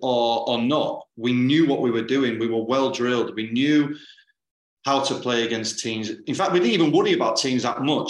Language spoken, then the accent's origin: English; the north of England, United Kingdom; as a Northerner, I like that, because I class that as Northern